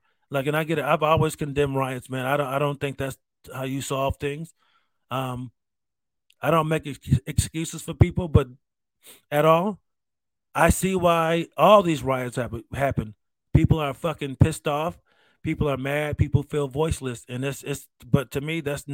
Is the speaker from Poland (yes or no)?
no; United States; As a veteran, as an American